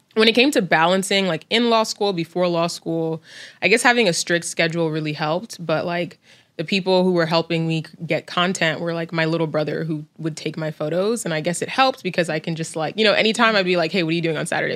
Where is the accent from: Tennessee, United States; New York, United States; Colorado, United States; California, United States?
New York, United States; New York City; growing up in New York City.